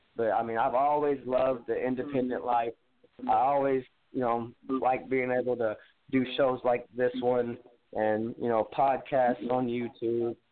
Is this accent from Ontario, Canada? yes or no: yes; south of Toronto, Ontario, Canada; I come from the Canadian Republic headquarters, which is a little, I'd say, about an hour and a half south of Toronto